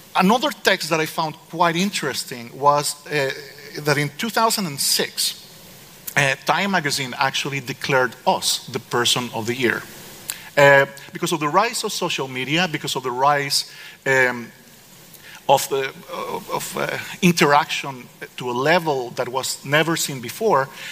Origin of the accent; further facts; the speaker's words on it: Costa Rica; I'm from Costa Rica